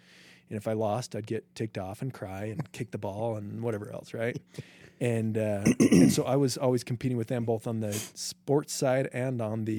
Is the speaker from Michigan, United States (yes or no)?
no; Logan, Utah, United States; I grew up in Logan.